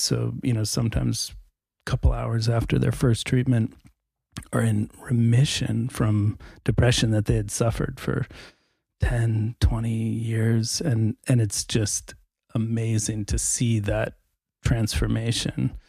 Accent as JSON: {"language": "English", "country": "United States", "moved": "yes", "lives_now": "Norway", "said": "I'm an American emergency physician"}